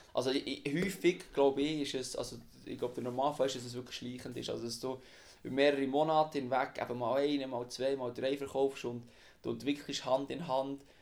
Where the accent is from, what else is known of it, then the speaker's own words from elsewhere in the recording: Wimmis, Bern, Switzerland; Ich bin aufgewachsen im Berner Obland in Wimmis